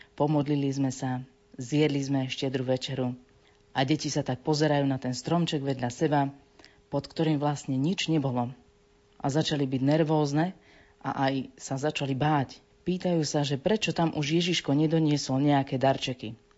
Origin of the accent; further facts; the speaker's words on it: Dobrá Niva, Banská Bystrica Region, Slovakia; Som e, z Dobrej Nivy a tam sa na polnočnej schádzajú aj katolíci a aj evanielici